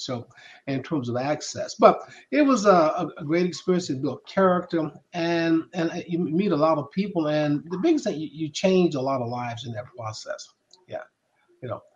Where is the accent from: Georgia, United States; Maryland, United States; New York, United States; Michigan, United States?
Georgia, United States; Macon; moved away as an adult; I grew up in um, from Macon, Georgia